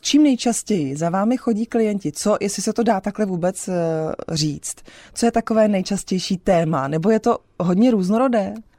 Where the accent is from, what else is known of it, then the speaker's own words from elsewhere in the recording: Czechia; my jako Češi